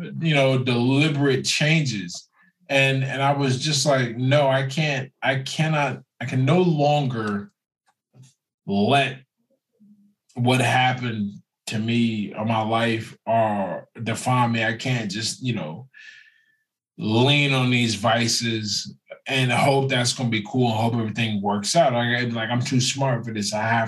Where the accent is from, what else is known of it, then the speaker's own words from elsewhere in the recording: Pennsylvania, United States; now in California, United States; I grew up in Pennsylvania